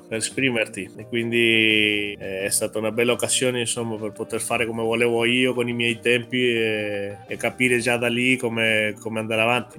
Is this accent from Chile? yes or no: yes; Chile; now in Italy; Vengo dal Cile